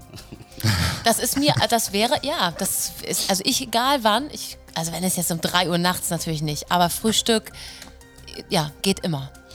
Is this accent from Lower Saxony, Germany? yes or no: no; Hamburg, Germany; moved away as an adult; now in Rauenberg, Germany; ich komme aus Hamburg, ich komme aus dem Norden